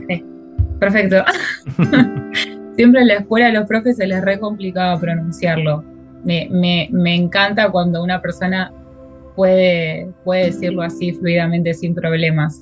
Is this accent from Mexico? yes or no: no; Puerto Madryn, Chubut, Argentina; moved away as an adult; also born or lived in Buenos Aires; Yo soy de Puerto Madryn, nací en Puerto Madryn, viene eh, al sur. Em, a los 18 años me fui a estudiar a Buenos